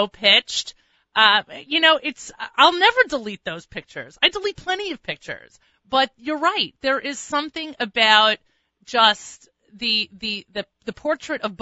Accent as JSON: {"language": "English", "town": "New York City", "region": "New York", "country": "United States", "said": "as a New Yorker"}